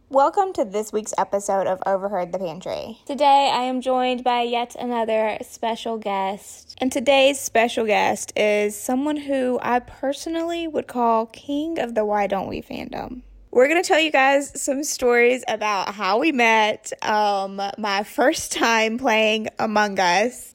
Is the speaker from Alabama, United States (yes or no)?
no; South Carolina, United States; I'm from South Carolina